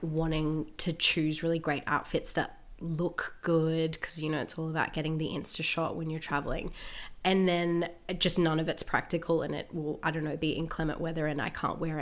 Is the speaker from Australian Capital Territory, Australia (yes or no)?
no; Gold Coast, Queensland, Australia; I'm from the Gold Coast